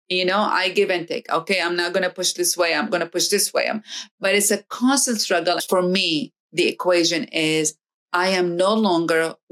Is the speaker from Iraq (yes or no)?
yes; Iraq; now in United States; I come to America and I am from another part of the world in Iraq. And then I'm living in America